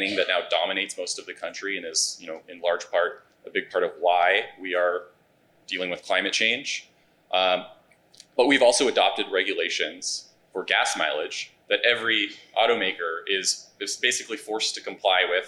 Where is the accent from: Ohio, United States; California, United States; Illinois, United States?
California, United States; I'm from California